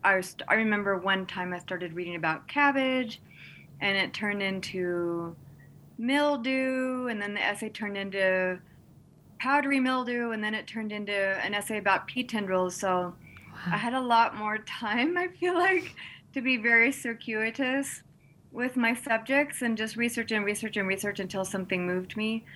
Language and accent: English; Texas, United States; moved away; also born or lived in Montana; I grew up in Texas, and um, mesquite trees abounded where I lived